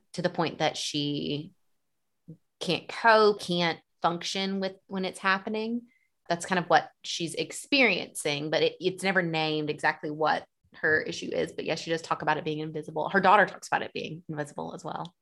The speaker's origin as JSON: {"language": "English", "town": "Dothan", "region": "Alabama", "country": "United States", "tie": "born or raised there", "moved": "yes", "lives_now": "Nashville, United States", "said": "my hometown of Dothan, Alabama"}